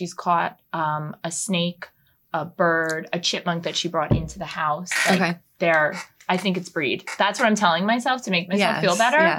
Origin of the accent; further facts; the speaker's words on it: New Jersey, United States; also born or lived in Princeton, New Jersey; now in Freehold, United States; I'm from North Jersey originally